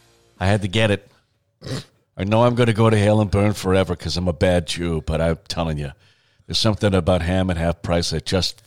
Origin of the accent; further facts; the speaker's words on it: Malibu, California, United States; when I was growing up in Malibu, California.